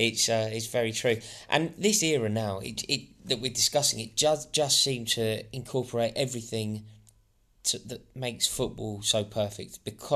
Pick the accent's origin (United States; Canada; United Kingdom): United Kingdom; London; I'm from Kilburn.